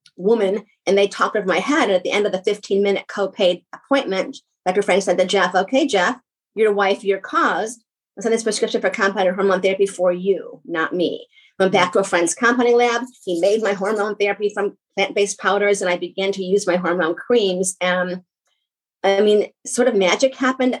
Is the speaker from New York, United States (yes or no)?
yes; New York, United States; I do talk fast because I'm from New York